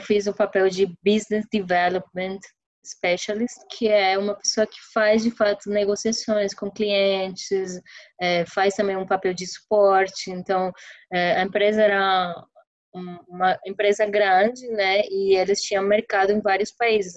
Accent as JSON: {"language": "Portuguese", "town": "Santa Marta", "region": "Magdalena", "country": "Colombia", "also_born_or_lived": "Medellín", "second_language": "Portuguese", "moved": "as an adult", "lives_now": "São Paulo, Brazil", "said": "eu sou do litoral da Colômbia, eu sou da, de Santa Marta, que é uma cidade bem pequenininha no Caribe colombiano"}